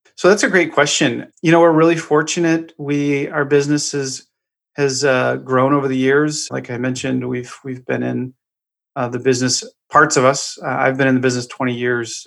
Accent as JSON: {"language": "English", "town": "Eagle River", "region": "Alaska", "country": "United States", "tie": "born or raised there", "also_born_or_lived": "Juneau, Alaska", "moved": "yes", "lives_now": "Florida, United States", "said": "I was born and raised in Alaska. I was born in Juneau, raised in a little town outside of Anchorage"}